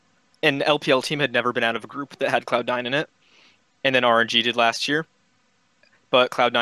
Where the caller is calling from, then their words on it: Connecticut, United States; I'm calling from Connecticut.